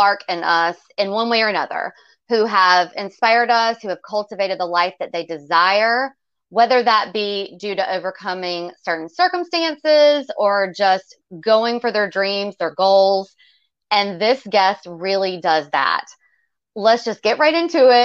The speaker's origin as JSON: {"language": "English", "region": "the South", "country": "United States", "said": "I'm from the South"}